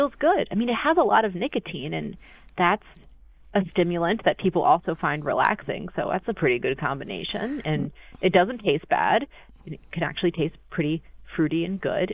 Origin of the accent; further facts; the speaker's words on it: Florida, United States; now in Virginia, United States; I grew up in Florida